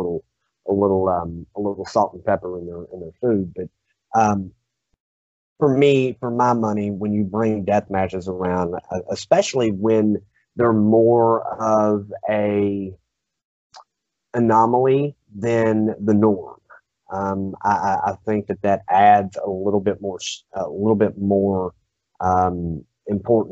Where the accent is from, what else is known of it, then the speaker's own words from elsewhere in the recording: Louisville, Kentucky, United States; I grew up in Louisville